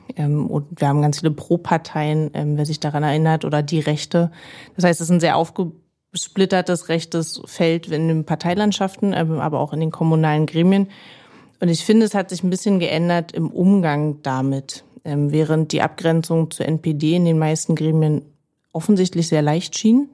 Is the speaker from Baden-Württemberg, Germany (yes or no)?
no; Berlin, Germany; Ich bin Marzahn-Hellersdorf aufgewachsen in Berlin